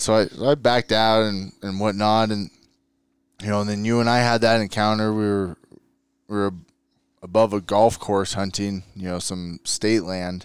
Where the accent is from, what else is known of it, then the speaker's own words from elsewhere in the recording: San Diego, California, United States; moved away as an adult; now in Utah, United States; born and raised in San Diego and, uh, California